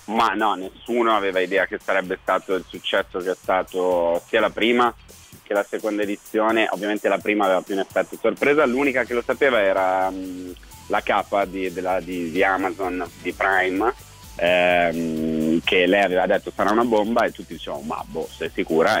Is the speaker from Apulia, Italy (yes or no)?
no; Milan, Lombardy, Italy; moved away as an adult; also born or lived in Rome; Da milanese